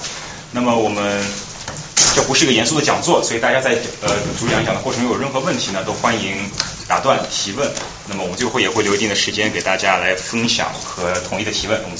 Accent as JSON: {"language": "Chinese", "country": "China", "lives_now": "United States", "said": "因为这个话题可能是我们平时作为中国人可能在国内是很难接触到的话题"}